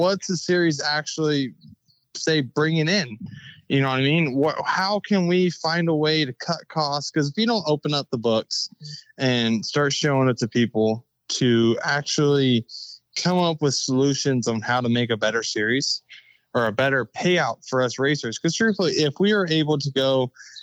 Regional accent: West Coast, United States; we're from the West Coast

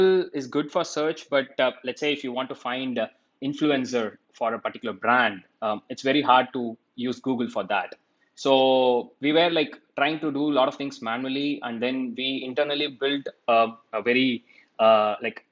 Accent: Chennai, Tamil Nadu, India; moved away as an adult; also born or lived in Austin, Texas; my hometown is India, Chennai in India.

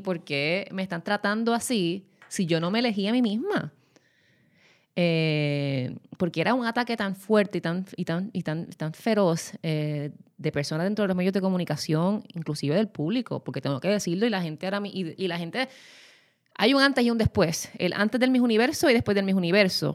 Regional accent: Puerto Rico; yo soy puertorriqueña

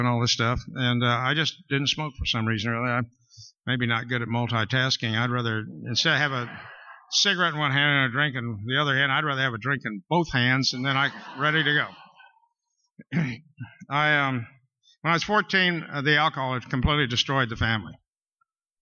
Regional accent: Wichita, Kansas, United States; I was born in Wichita, Kansas, September 29th, 1938

